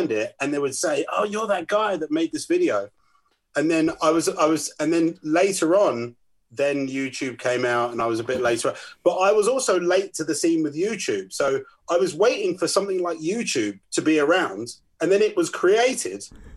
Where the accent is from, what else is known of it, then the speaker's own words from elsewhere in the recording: Northwood, London, United Kingdom; my hometown, Northwood